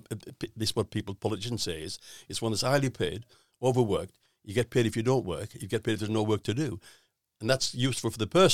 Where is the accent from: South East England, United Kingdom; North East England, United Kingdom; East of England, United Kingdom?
North East England, United Kingdom; I'm from the Northeast